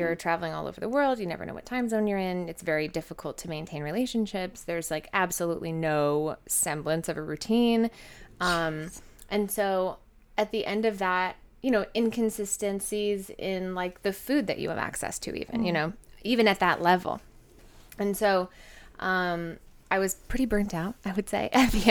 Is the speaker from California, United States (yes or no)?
yes; Southern California, United States; I was born and raised in Southern California